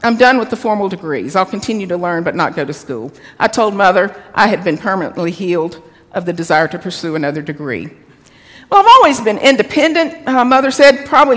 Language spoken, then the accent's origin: English; the South, Southern United States, United States; accent: Southern; my Southern accent